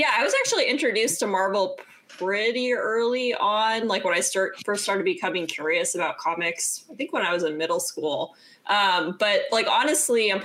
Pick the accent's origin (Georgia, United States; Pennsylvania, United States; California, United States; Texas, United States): California, United States; Bay Area; I grew up in the Bay Area too